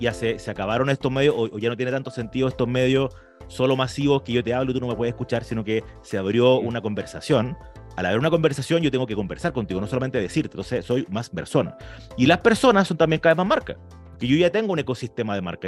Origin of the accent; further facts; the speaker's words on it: Chile; nosotros que somos chilenos, orgullosos de chilenos